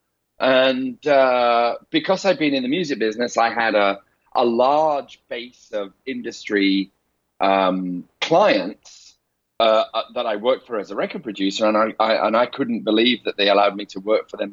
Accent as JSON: {"language": "English", "town": "Leeds", "region": "Yorkshire and the Humber", "country": "United Kingdom", "tie": "born or raised there", "also_born_or_lived": "London", "accent": "rough Northern", "moved": "as an adult", "lives_now": "Los Angeles, United States", "said": "I ran off to London from my hometown of Leeds"}